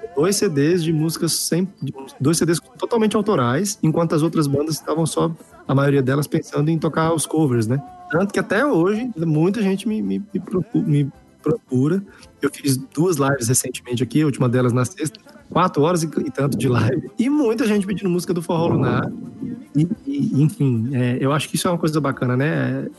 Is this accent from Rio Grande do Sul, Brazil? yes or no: no; Brasília, Federal District, Brazil; also born or lived in Minas Gerais; tenho família mineira, como eu já falei, mas aqui de Brasília